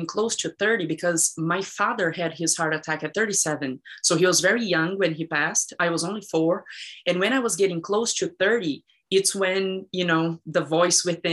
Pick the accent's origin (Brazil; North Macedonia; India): Brazil; moved away; I was raised in Brazil